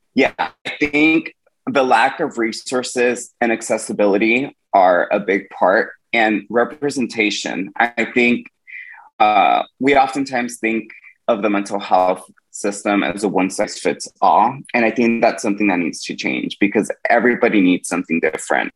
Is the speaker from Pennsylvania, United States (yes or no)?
no; Woodland, California, United States; my hometown in Woodland, California